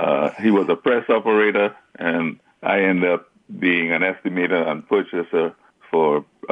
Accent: Trinidad & Tobago; moved away; Oh, I grew up in the Caribbean. I grew up in Trinidad.

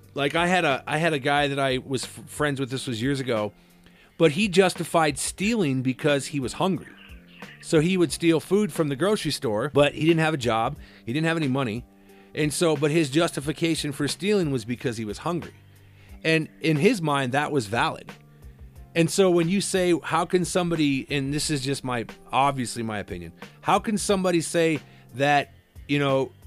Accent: Cedar Rapids, Iowa, United States; my hometown, Cedar Rapids

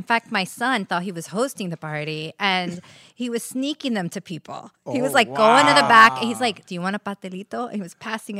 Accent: New York City, New York, United States; I was born and raised on 165th Street in Washington Heights

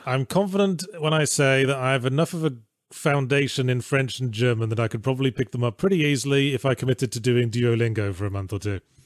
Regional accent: England, United Kingdom; I grew up in England

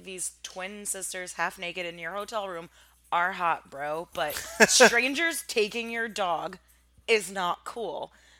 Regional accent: Armenia; accent: Armenian; English is a second language; Oh, I think my like Armenian accent when I was younger forced me to call it Kazaa.

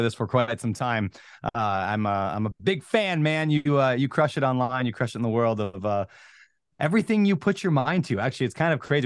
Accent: Minnesota, United States; moved away as an adult; also born or lived in Washington; I grew up in Minnesota, college, met my girl, moved to Washington, got married

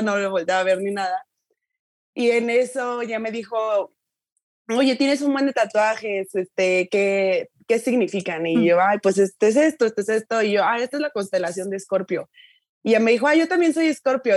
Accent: Tuxtla Gutiérrez, Chiapas, Mexico; moved away as an adult; te regresas aquí a tuxla a vivir

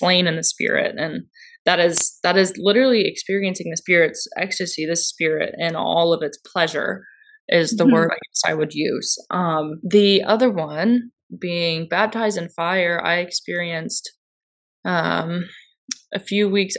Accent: Georgia, United States; We're not from there. We're from Georgia

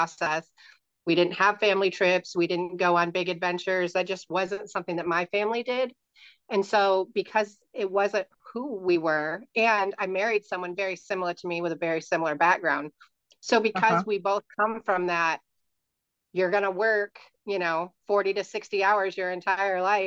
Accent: Michigan, United States; moved away as an adult; also born or lived in Cape Coral, Florida / Central Florida; now in Orlando area, Florida, United States; I was born and raised in Michigan

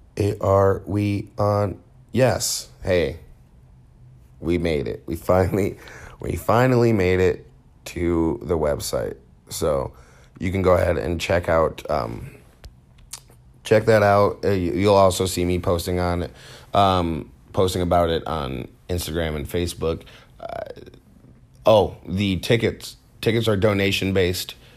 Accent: Holland, Michigan, United States; I grew up in Holland, if you ain't Dutch, you ain't much

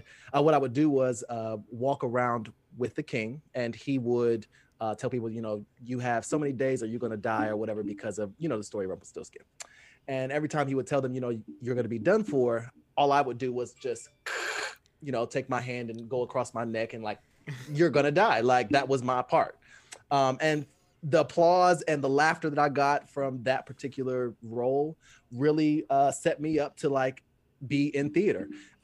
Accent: Fort Wayne, Indiana, United States; Fort Wayne, Indiana.

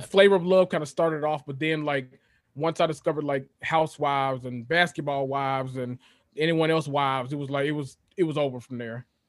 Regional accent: Memphis, Tennessee, United States; moved away as an adult; I am from Memphis, Tennessee, born and raised.

